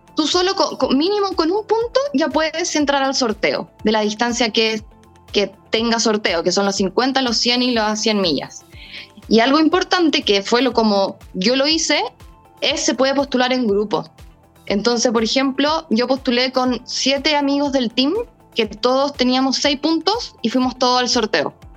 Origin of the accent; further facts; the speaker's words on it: Chile